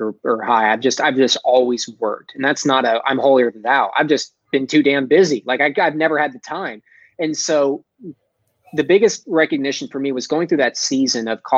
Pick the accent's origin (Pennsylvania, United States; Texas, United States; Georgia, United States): Texas, United States; Dallas; accent: Texas; I'm from Texas, right? I'm a Dallas boy. I got a little bit of a Texas accent somewhere there, especially if I say Texas.